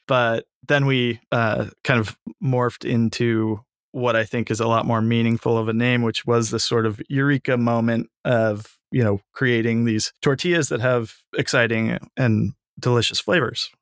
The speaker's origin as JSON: {"language": "English", "town": "San Francisco", "region": "California", "country": "United States", "tie": "born or raised there", "said": "I grew up in San Francisco"}